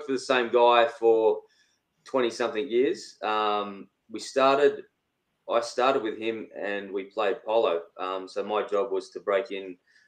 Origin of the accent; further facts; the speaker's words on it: Penrith, New South Wales, Australia; also born or lived in Kempsey, New South Wales / Hawkesbury, New South Wales; So I grew up in Penrith